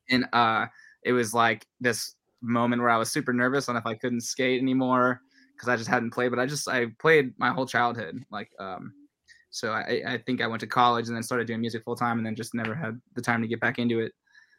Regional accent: El Segundo, California, United States; also born or lived in South Bay; we moved from the South Bay where I grew up. So like, mm-hmm. I'm from El Segundo, same as … from ….

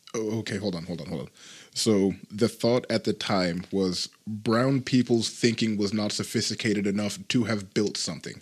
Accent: Utah, United States; I was born in another state and uh, ended up coming here. when I was about like five or something. So yeah, definitely been around it for most of my life.

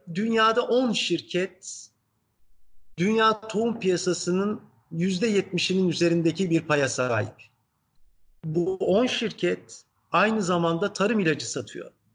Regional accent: Izmir, Turkey; also born or lived in Ankara, Turkey / Kütahya, Turkey; Ben dediğim gibi işte Ankara'da doğdum Sonra çocukluğun ilk yılları Kütahya'da geçti. Sonra İzmir'e geldik 5 yaşındayken

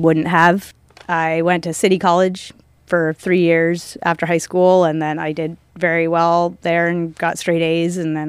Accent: Santa Rosa, California, United States; born or raised there; also born or lived in San Francisco, California

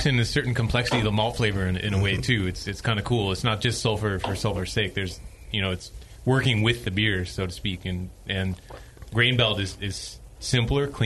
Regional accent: Minnesota, United States; moved away; when I was growing up in Minnesota

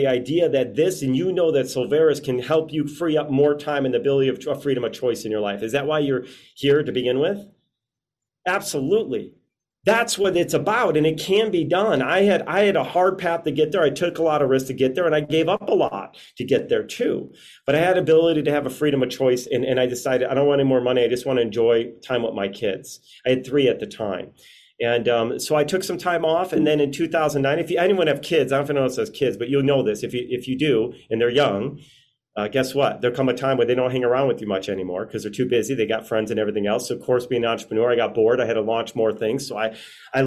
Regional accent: Chicago, Illinois, United States; moved away as an adult; now in Las Vegas, United States; I'm from Chicago. I just happened to now be living in Las Vegas

